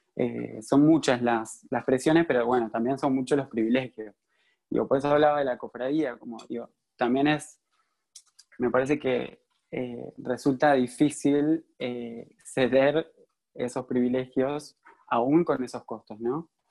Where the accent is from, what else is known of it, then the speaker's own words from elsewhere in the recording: San Pedro, Argentina; yo crecí en San Pedro, como dijo Lu, eh, una ciudad muy conservadora